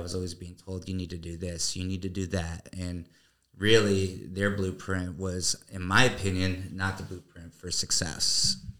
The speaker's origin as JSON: {"language": "English", "town": "Newtown", "region": "Connecticut", "country": "United States", "tie": "born or raised there", "moved": "as an adult", "lives_now": "Florida, United States", "said": "originally from a small town in Connecticut called Newtown, and uh, lived there the majority of my life"}